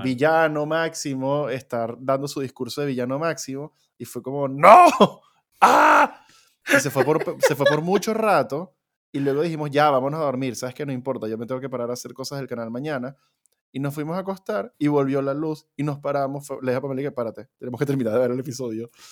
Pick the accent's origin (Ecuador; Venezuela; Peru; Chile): Venezuela; como somos un par de venecos que venimos de la tierra de Simón Bolívar